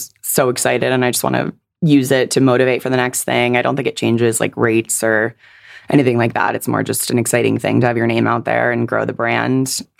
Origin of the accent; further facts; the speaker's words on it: Silicon Valley, California, United States; I'm like Silicon Valley born and raised.